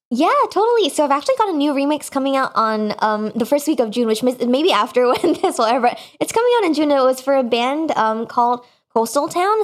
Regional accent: Singapore; moved away; the time that I grew up in Singapore, which is where I'm, my, my family is, um, at the moment

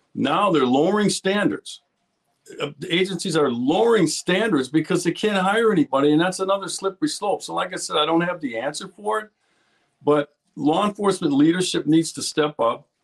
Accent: Milwaukee, Wisconsin, United States; I'm born and raised in Milwaukee, Wisconsin, so I'm a hometown boy

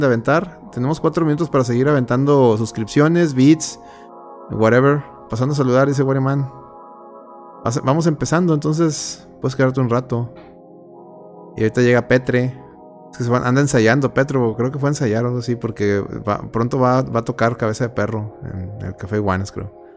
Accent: Mexico

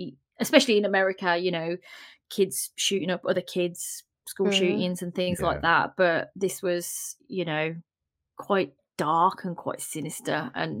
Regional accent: United Kingdom; I'm British as well.

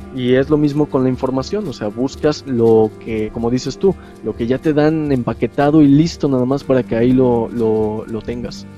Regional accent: Mexico; nosotros este, hemos tenido como mexicano

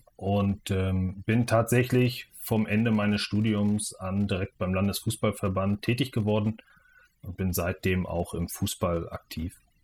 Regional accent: Schwerin, Mecklenburg-Vorpommern, Germany; also born or lived in Preetz, Schleswig-Holstein; ich komme ursprünglich aus der Nähe von Kiel, aus Preetz und bin aber in, in Mecklenburg-Vorpommern aufgewachsen und äh, hier in Mecklenburg-Vorpommern in Schwerin

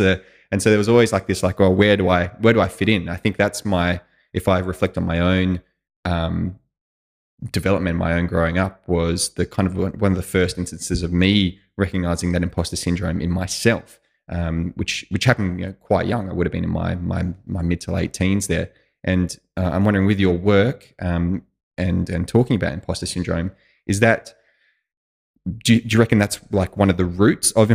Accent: Australia; moved away as an adult; I was from Australia

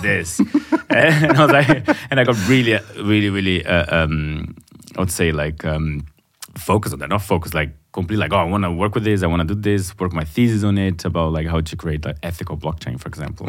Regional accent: Brazil; first language Portuguese; English is a second language; moved away as an adult; now in Berlin, Germany; I come from Brazil, but being living outside for a, for quite a while um, uh, living in Berlin for 14 years

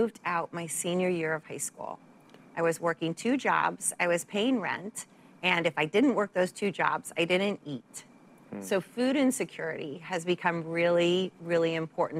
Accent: Santa Barbara, California, United States; moved away; also born or lived in San Francisco; I grew up in Santa Barbara

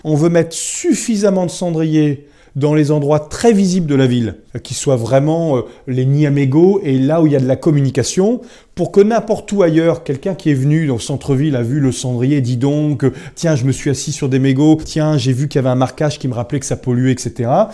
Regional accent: Brest, Brittany, France; also born or lived in England; moi je suis né à Brest

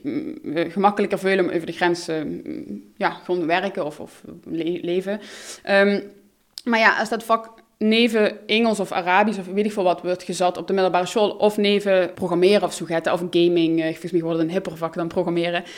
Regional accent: Maastricht, Limburg, Netherlands; first language Dutch; moved away as an adult; also born or lived in Utrecht; in mijn jeugd ook ervaren in Maastricht.

